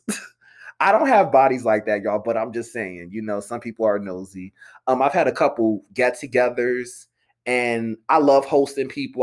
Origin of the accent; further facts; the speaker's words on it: Philadelphia, Pennsylvania, United States; I'm from the Philly area. I went to Temple University, live in Philly for seven years.